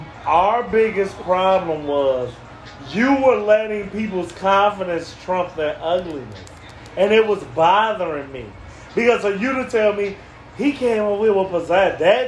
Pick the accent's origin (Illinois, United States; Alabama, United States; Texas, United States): Illinois, United States; Chicago; I'm from the north side.